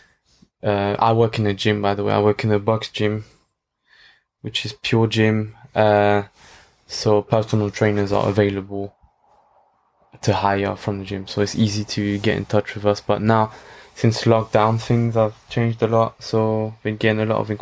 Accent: France; now in London, United Kingdom; I grew up in France

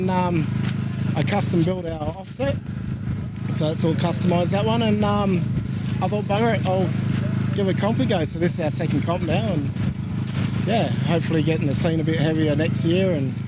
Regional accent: Australia; I'm from up north, so I'm used to the heat.

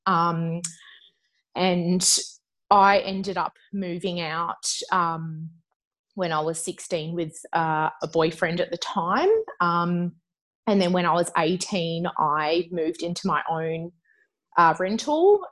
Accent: Adelaide, South Australia, Australia; I'm an Adelaide girl. Um, so I grew up there.

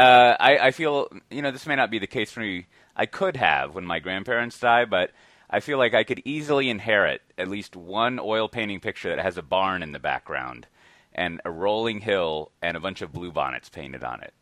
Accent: Austin, Texas, United States; I'm from Austin

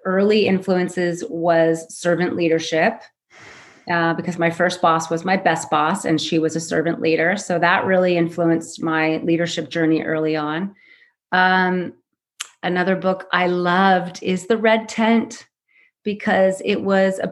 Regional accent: Southern California, United States; also born or lived in Switzerland; I was born and raised in Southern California

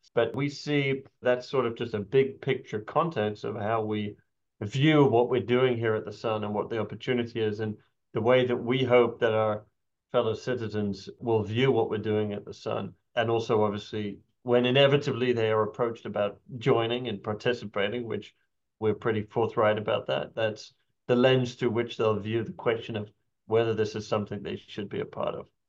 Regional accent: United Kingdom; accent: British; now in United States; somebody with a British accent

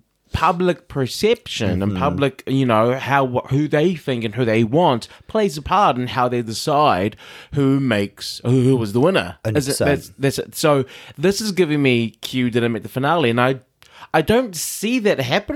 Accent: New York City, New York, United States; New York. I'm a New Yorker. New York.

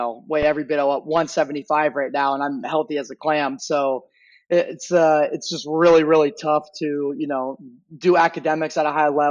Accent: Harrisburg, Pennsylvania, United States; now in Austin, United States; I grew up in central Pennsylvania in the Harrisburg area

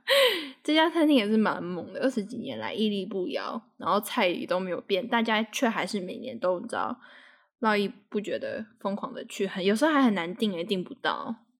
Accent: Taipei, Taiwan; 我是在台北长大的，但其实我爸跟我妈他们都是彰化人

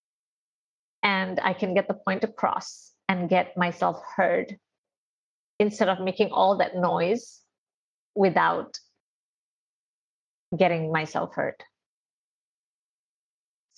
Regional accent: India; I am Indian and I'm a girl and I'm born in an Indian family where I have eight siblings

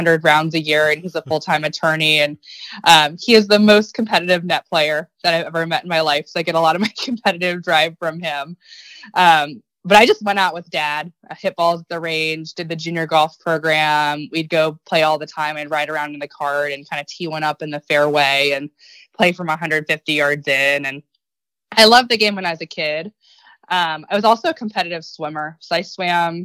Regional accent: Virginia, United States; I'm from Virginia

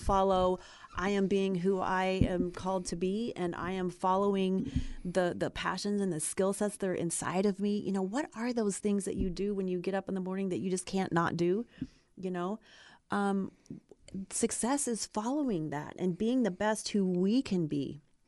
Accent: Ohio, United States; moved away as an adult; now in California, United States; I grew up in Ohio

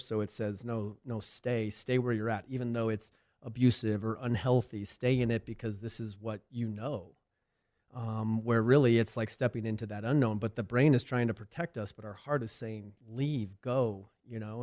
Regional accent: Arizona, United States; moved away as an adult; I had a pretty decent following back in Arizona.

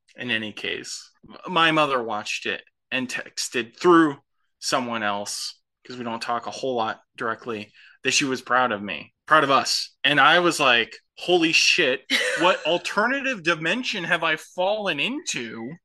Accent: Midwest, United States; We, we grew up in the Midwest

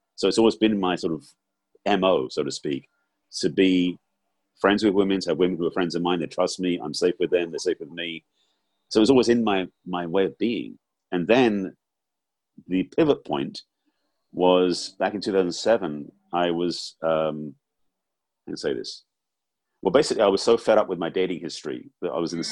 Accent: England, United Kingdom; growing up in England

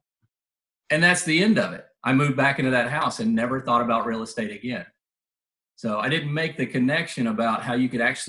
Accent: Mobile, Alabama, United States; I'm from Mobile, Alabama, down on the Alabama Gulf Coast

